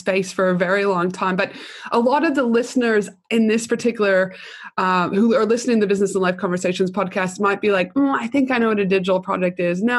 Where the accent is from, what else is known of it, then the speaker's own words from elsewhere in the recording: Alberta, Canada; moved away; I'm from Alberta initially, which is on the West Coast